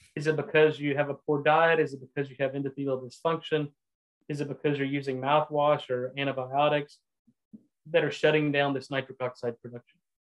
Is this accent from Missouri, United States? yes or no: no; Texas, United States; also born or lived in Louisiana / Boston; I'm a Texan. I uh, was born and raised in Texas